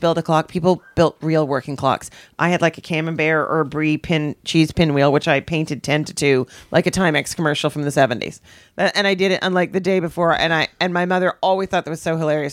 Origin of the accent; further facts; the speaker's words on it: Canada; I'm so Canadian.